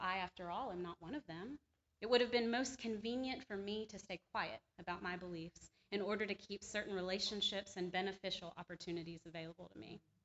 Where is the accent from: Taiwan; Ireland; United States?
United States; the Bible Belt, the South; I was born and raised in the Bible Belt